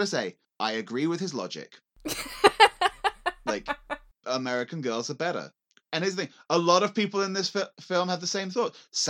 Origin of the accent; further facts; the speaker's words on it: England, United Kingdom; as an English person in 2003